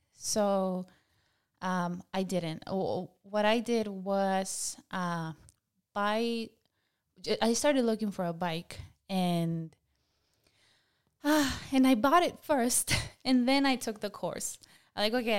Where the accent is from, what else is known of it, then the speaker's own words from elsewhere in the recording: Michoacán, Mexico; English is a second language; now in United States; I'm from Mexico, Michoacan. I've been in the US for a little over 15 years.